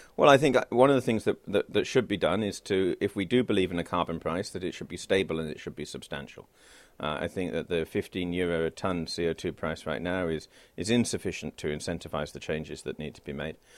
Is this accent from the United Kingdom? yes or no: yes; United Kingdom; as a British citizen